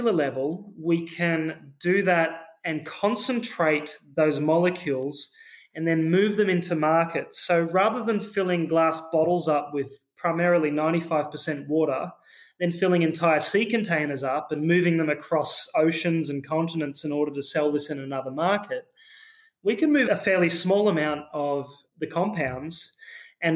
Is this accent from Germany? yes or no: no; Australia; accent: Australian; You can probably hear in my accent, I'm an Australian founder as well.